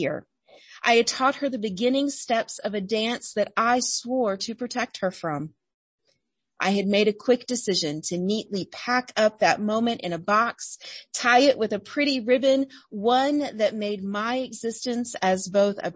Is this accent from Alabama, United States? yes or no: yes; Alabama, United States; I grew up in Alabama, the first grandchild in a very large, very proper Southern family